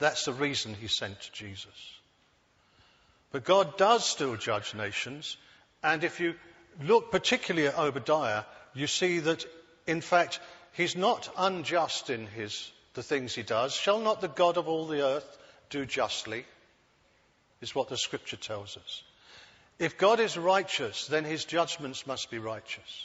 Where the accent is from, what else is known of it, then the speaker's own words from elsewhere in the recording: United Kingdom; I'm a Brit. I was born here